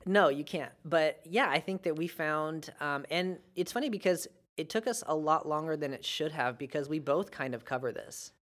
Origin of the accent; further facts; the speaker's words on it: United States; as an American